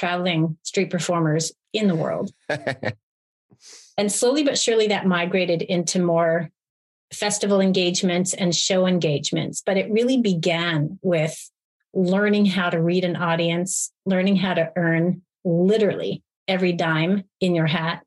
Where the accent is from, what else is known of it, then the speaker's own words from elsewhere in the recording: Montreal, Quebec, Canada; moved away as an adult; Montreal, my hometown